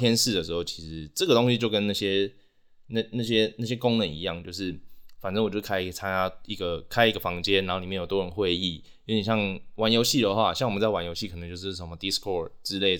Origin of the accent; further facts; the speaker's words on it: Taiwan; first language Taiwanese; Chinese is a second language; 我有对于母语有认同感，我的母语就是台语